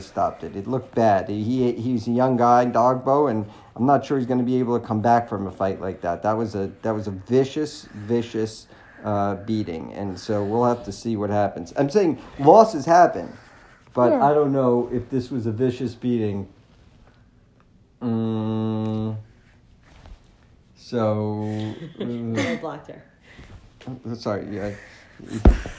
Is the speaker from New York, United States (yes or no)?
yes; New York, United States; I grew up in New York